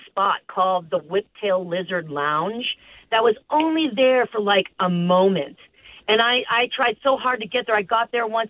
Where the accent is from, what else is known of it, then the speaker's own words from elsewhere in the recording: Oakland, California, United States; also born or lived in San Francisco; I did come of age in the 80s and 90s uh, in uh, Oakland and San Francisco